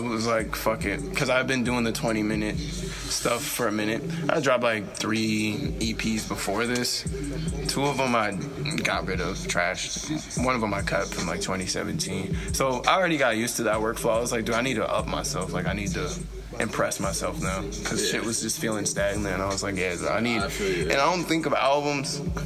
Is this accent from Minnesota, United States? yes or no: yes; Saint Paul, Minnesota, United States; I'm from Dale and Iglehart. So that's like Rondo area.